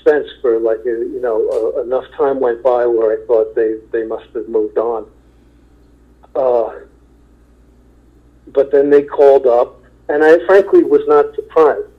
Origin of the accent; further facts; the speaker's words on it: New York, United States; I'm from New York, and I'm never going to leave there.